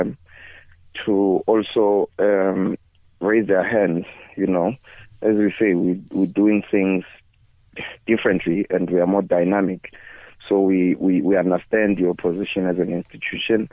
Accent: Bushbuckridge, Mpumalanga, South Africa; I was born in Bush Park Ridge, which is really, you know, neighboring with Kruger National Park

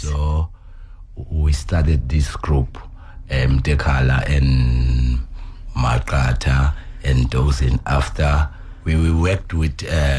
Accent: Newcastle, KwaZulu-Natal, South Africa; I'm coming from Newcastle. I'm playing bass guitar. I'm a bassist. I started playing bass 1985.

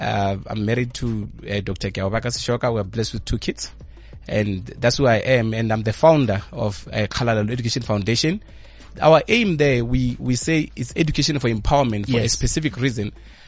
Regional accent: Bolobedu, Limpopo, South Africa; now in Centurion, South Africa; I was born in Bolobedu in the Limpopo province.

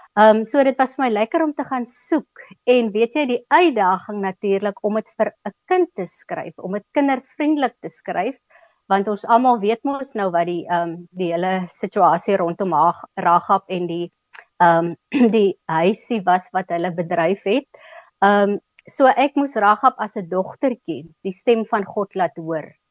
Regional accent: Keimoes, Northern Cape, South Africa; also born or lived in Upington; Ek het op Kuimus groot geword, laerskool op Kuimus gedoen

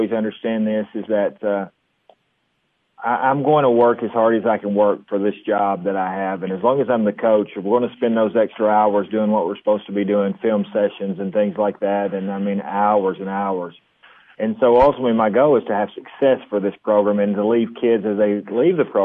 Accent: Monterey, Tennessee, United States; I'm from Monterey and I get to coach here

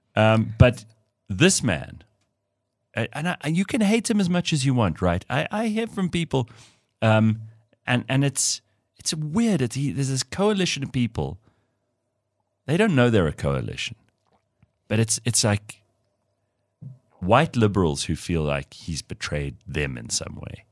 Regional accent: South Africa; being South African

